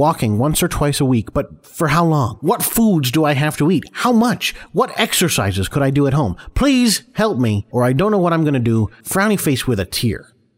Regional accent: United States; So, I don't know how much a kilogram is, because I'm American.

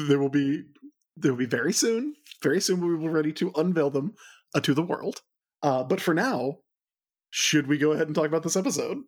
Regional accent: American South, United States; accent: Southern; as I age, my accent is getting thicker

